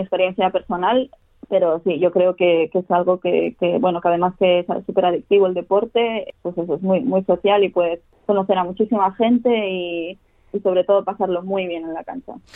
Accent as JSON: {"language": "Spanish", "town": "Barcelona", "region": "Catalonia", "country": "Spain", "tie": "born or raised there", "moved": "as an adult", "lives_now": "Australia", "said": "empecé a, jugar a tenis de pequeñita, tenía cuatro años, empecé en Barcelona"}